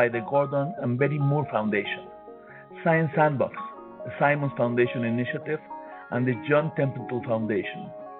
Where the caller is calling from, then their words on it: Mexico City, Mexico; I'm calling from Mexico City.